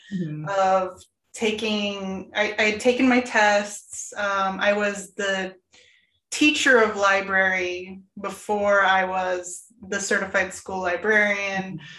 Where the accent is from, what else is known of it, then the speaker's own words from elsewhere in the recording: Florida, United States; I came from Florida. All right. So I got my certification in ELA when I came up here.